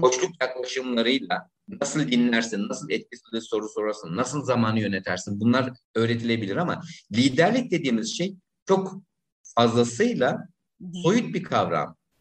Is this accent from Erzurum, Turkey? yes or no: no; İzmir, Turkey; moved away as an adult; also born or lived in Istanbul; En sonunda memleketim İzmir'e döndüm. Şu anda İzmir'de özel bir okulun insan kaynakları